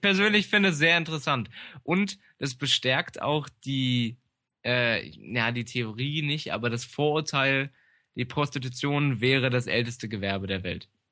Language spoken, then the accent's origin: German; Germany; im Harz, da wo ich herkomme